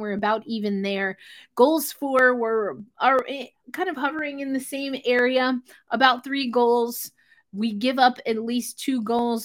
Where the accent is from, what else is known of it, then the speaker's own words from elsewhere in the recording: New York, United States; what is technically my hometown team, the New York Rangers